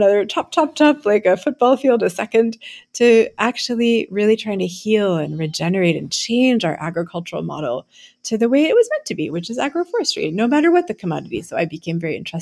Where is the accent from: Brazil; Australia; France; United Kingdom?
France; moved away as an adult; also born or lived in United States; I'm French American, as you can probably tell from my name. And after coming to the US for college and law school at Yale